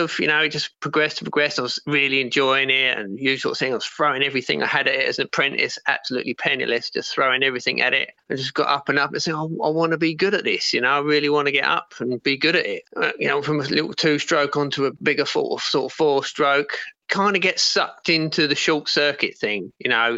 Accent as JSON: {"language": "English", "area": "Kent", "region": "South East England", "country": "United Kingdom", "said": "I'm from Kent, living in Herne Bay in Kent."}